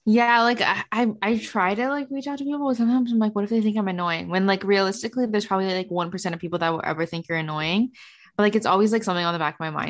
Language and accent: English; Canada; work and make money in the states as a Canadian